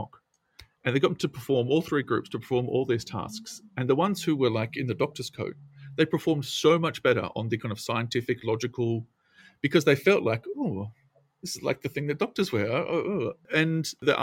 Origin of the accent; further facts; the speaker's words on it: Australia; I come from a country town in Australia, as you can tell from my accent.